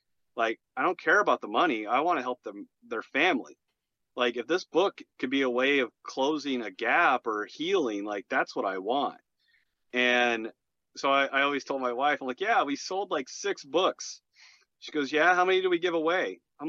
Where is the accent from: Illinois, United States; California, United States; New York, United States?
Illinois, United States; Chicago; now in Arizona, United States; So I'm originally from Chicago.